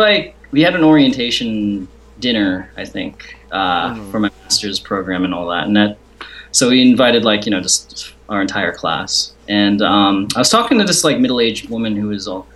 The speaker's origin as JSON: {"language": "English", "town": "Rockland", "country": "United States", "tie": "born or raised there", "said": "we both grew up in Rockland."}